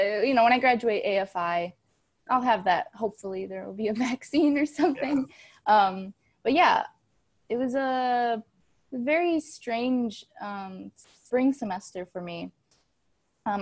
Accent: Hustisford, Wisconsin, United States; now in Los Angeles, United States; I'm from Hustisford, Wisconsin.

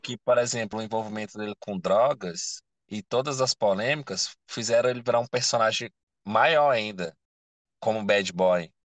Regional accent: Brazil; eu sou brasileiro

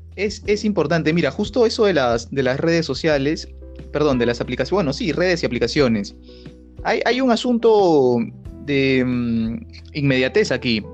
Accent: Lima, Peru; accent: peruano; nosotros los limeños, los peruanos

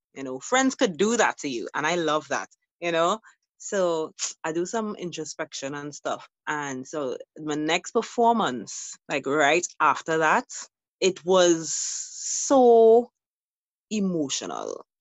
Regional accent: Trinidad & Tobago; as a Trinidadian

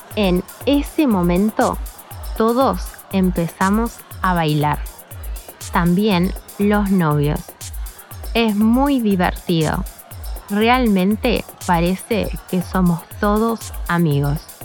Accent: Montevideo, Uruguay; soy de Montevideo, la capital de Uruguay

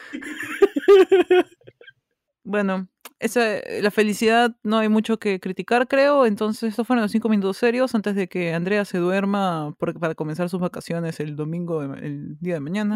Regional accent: Peru; Somos peruanos

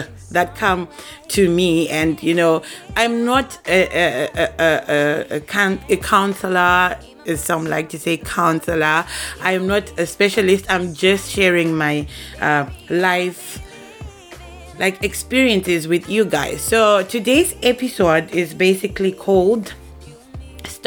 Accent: Zimbabwe; now in Japan; I am a young lady based in Japan. I'm originally from Zimbabwe

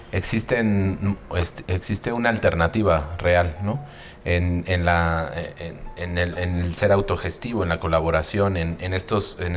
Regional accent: Mexico; Y de la familia y luego a nosotros mismos como mexicanos, ¿no?

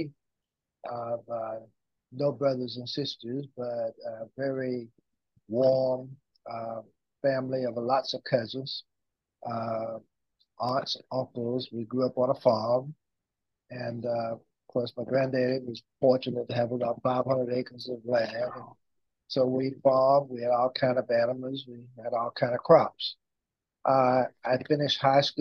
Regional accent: Louisburg, North Carolina, United States; we had an office in Henderson and an office in Lewisburg, which is my hometown

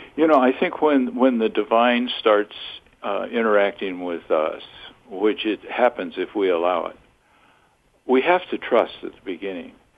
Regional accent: Southern California, United States; a kid growing up in Southern California until I was 13

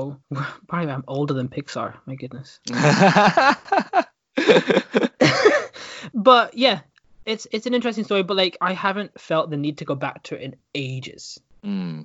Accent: Stornoway, Scotland, United Kingdom; moved away; also born or lived in Dudley; my hometown of Stornoway

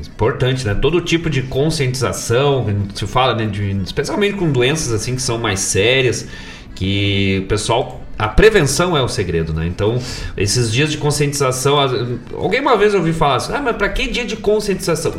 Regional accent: Rio Grande do Sul, Brazil; Bom gaúcho

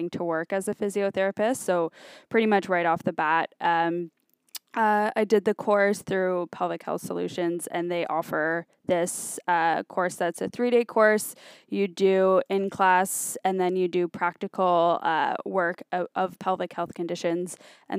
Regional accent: Brampton, Ontario, Canada; I'm from Brampton

